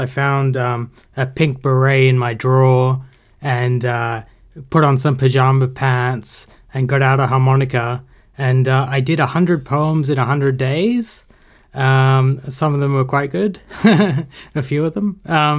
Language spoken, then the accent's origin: English; Sydney, New South Wales, Australia; I grew up in Sydney.